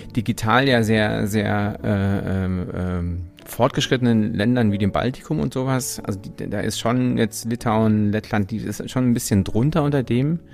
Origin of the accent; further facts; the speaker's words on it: Germany; ich als Deutscher